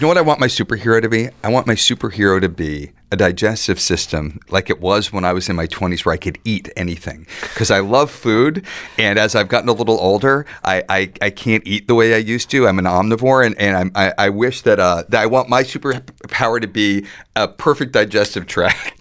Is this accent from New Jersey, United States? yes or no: yes; Woodcliff Lake, New Jersey, United States; also born or lived in Ramsey, New Jersey; I grew up in Woodcliff Lake.